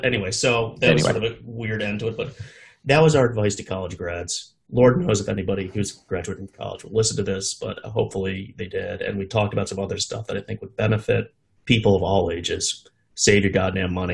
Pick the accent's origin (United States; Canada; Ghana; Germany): United States; as an American